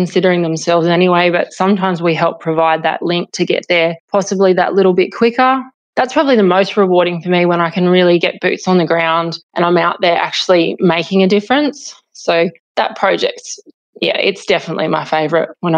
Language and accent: English; Hillston, New South Wales, Australia; now in Condobolin, Australia; having grown up on a mixed farming property, and I'm from Hilston out in Western New South Wales originally.